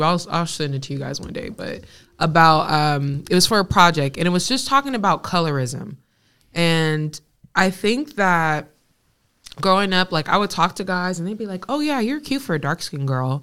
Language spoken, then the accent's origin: English; West Coast, Bay Area, California, United States; growing up in the West Coast